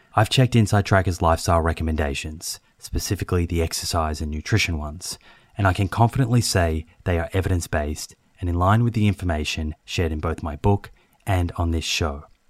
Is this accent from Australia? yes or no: yes; Melbourne, Victoria, Australia; now in Sydney, Australia; growing up in Melbourne